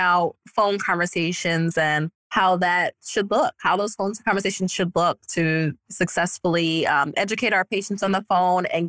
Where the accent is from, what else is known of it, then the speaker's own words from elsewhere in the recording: New York, United States; moved away; I'm from New York and I have no family here